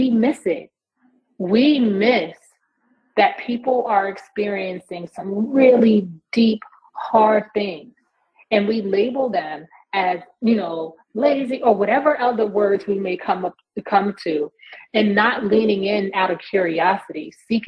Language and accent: English; New York, United States; moved away; I'm originally from New York